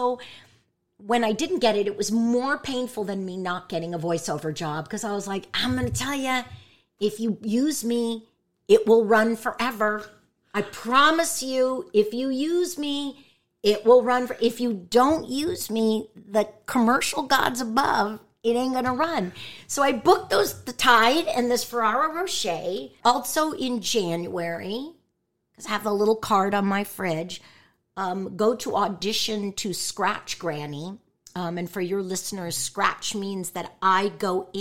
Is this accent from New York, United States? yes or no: no; San Jose, California, United States; born or raised there; moved away